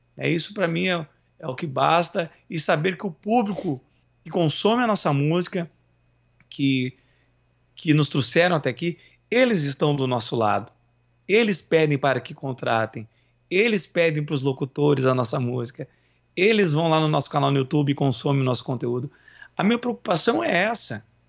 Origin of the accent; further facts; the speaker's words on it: São Leopoldo, Rio Grande do Sul, Brazil; accent: Greater Porto Alegre; E eu e meus irmãos, nós fomos criados na Grande Porto, na Grande Porto Alegre. Nós somos de São Leopoldo.